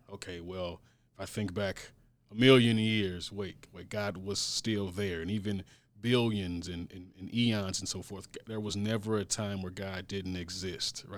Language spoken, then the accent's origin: English; St. Louis, Missouri, United States; born and raised in Saint Louis, graduated from an S L P S high school